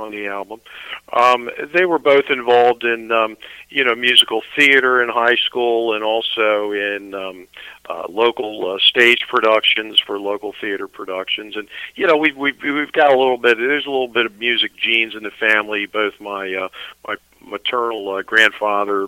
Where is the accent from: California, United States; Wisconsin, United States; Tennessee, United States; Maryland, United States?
Maryland, United States; Annapolis; also born or lived in Severna Park, Maryland; I'm in Maryland, technically Severna Park, Maryland, but that's just a little bit north of Annapolis, and I'm actually from Annapolis.